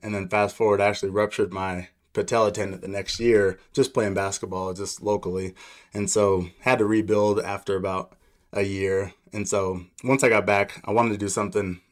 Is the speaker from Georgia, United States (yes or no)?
no; Aurora, Colorado, United States; also born or lived in Laramie, Wyoming / Denver, Colorado; So I grew up in Aurora, Colorado, so not too far from here. I was born in Laramie, Wyoming, but we moved to Denver in the second grade, so this is home for me.